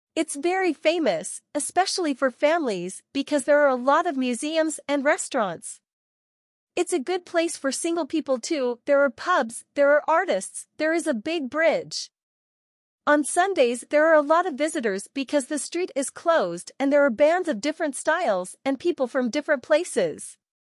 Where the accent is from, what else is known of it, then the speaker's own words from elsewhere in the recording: Brazil; I'm from Brazil